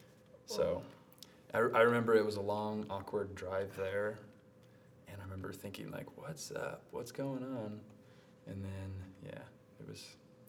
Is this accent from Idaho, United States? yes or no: yes; Caldwell, Idaho, United States; moved away as an adult; now in Provo, United States; So I am from Idaho, a little town called Caldwell. It's just outside of Boise. Lived there my whole life.